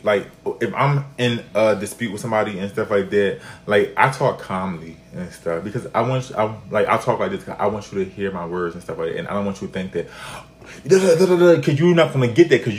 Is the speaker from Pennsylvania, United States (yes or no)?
yes; Philadelphia, Pennsylvania, United States; I'm from Philly, so and I'm from the hood of Philly, like I'm from the streets and stuff.